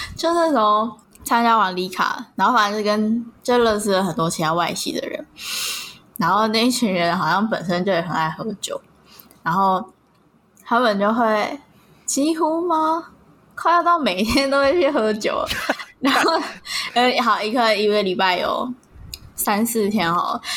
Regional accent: Taipei, Taiwan; 我在，我在台北，我在台北有家

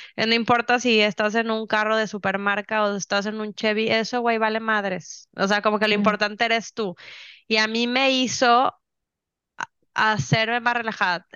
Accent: Mexico; moved away as an adult; now in Houston, United States; yo me vine acá y soy la mexicana más mexicana, más mexicana del mundo. Yo era la persona menos mexicana en México

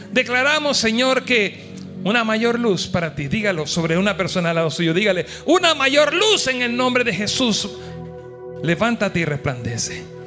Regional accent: Panama; con mi esposa somos panameños los dos

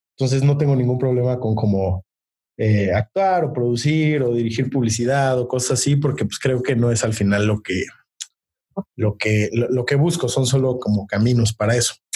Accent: Mexico; soy mexicano, tengo 26 años

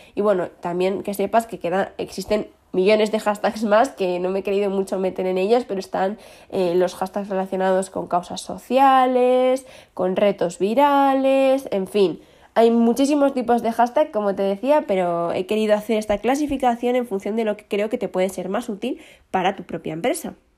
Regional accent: León, Castile and León, Spain; somos el León de España

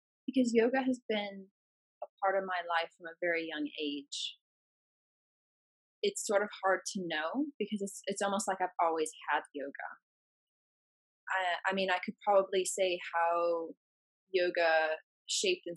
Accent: the Midwest of the US, United States; moved away; my hometown, which is in the Midwest of the US

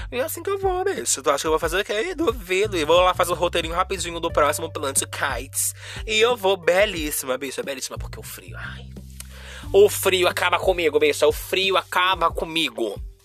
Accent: Rio de Janeiro, Brazil; Como uma boa carioca

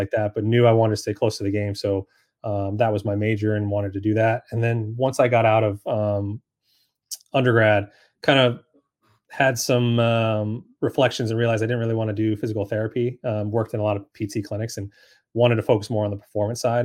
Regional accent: Sacramento, California, United States; moved away as an adult; also born or lived in San Diego / Beverly Hills / Reno / Minnesota; now in Charlotte, United States; I'm actually from Sacramento, California.

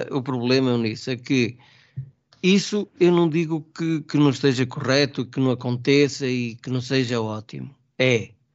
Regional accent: Trás-os-Montes, Portugal; now in Lisbon, Portugal; eu sou transmontano.

